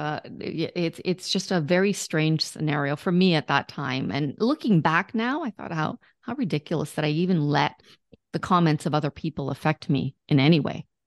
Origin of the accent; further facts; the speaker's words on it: Canada; I'm Canadian